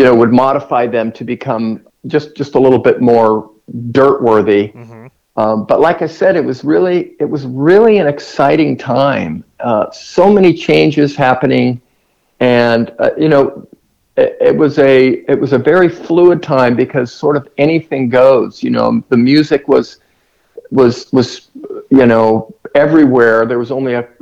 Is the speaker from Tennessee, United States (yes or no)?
no; Irvine, California, United States; I grew up in Irvine, California